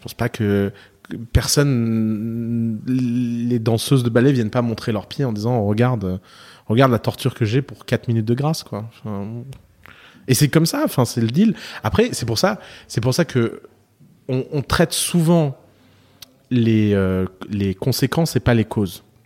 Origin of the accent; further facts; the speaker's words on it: South Lebanon, Lebanon; je viens du sud de Liban